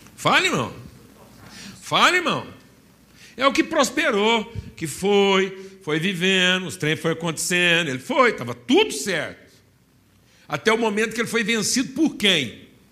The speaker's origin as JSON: {"language": "Portuguese", "region": "Minas Gerais", "country": "Brazil", "said": "falando como um bom mineiro"}